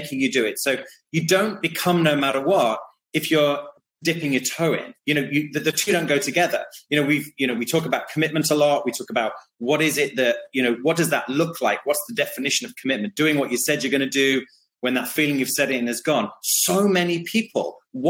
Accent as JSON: {"language": "English", "country": "United Kingdom", "said": "I have some funny sayings that are very British"}